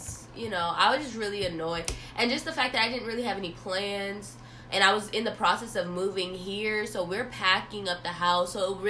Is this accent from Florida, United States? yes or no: yes; Florida, United States; moved away as an adult; now in North Carolina, United States; Because I'm from Florida, and coming up here to North Carolina has been such a different experience for me.